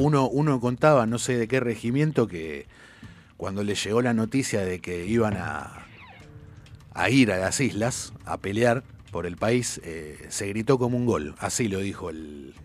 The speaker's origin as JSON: {"language": "Spanish", "country": "Argentina", "said": "soy argentino"}